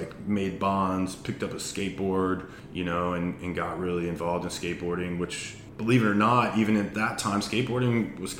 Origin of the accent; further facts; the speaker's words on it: North Carolina, United States; also born or lived in Florida / Virginia; Yep. I'm originally from North Carolina. We moved there. I say originally. I was actually born in Florida.